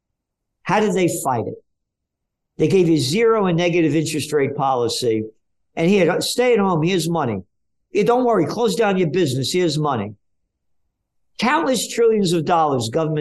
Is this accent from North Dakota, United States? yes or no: no; New York City, New York, United States; I'm a Napolitano, born in the Bronx